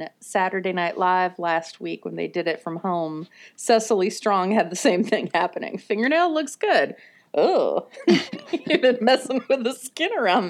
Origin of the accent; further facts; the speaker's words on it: Minnesota, United States; accent: Minnesota; oh, come on out and get an air conditioner. that's my Minnesota accent.